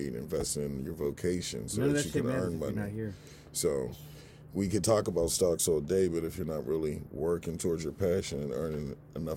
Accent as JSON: {"language": "English", "town": "Pittsburgh", "region": "Pennsylvania", "country": "United States", "said": "I'm from Pittsburgh where it was going down all the time"}